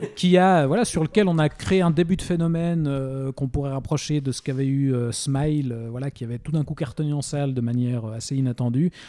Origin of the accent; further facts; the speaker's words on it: Switzerland; chez nous en Suisse